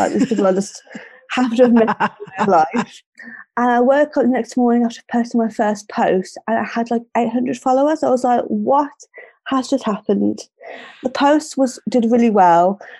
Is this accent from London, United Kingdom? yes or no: no; Birmingham, West Midlands, United Kingdom; accent: Brummie; I'm 27 from Birmingham.